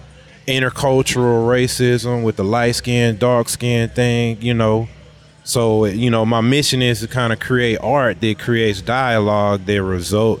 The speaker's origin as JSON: {"language": "English", "town": "New Haven", "region": "Connecticut", "country": "United States", "moved": "yes", "lives_now": "Houston, United States", "said": "I'm originally from the East Coast, New Haven"}